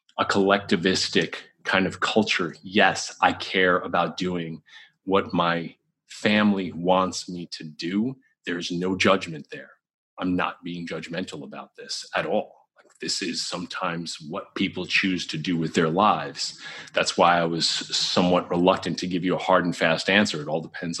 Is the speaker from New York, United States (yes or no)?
yes; New York, United States; I'm like a New Yorker